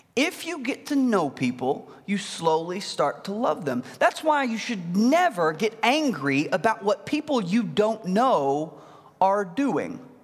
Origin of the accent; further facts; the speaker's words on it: Mineral Springs, Arkansas, United States; I am from Mineral Springs, Arkansas